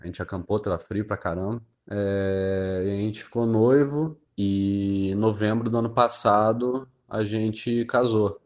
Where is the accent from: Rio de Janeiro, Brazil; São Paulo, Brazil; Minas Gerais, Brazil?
Rio de Janeiro, Brazil; Resende; sou do interior do estado do Rio, cidade de Resende